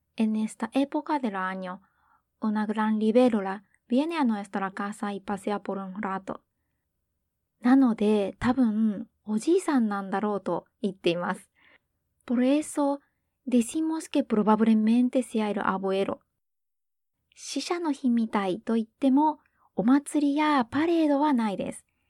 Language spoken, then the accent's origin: Japanese; Hiroshima, Japan; 広島人としては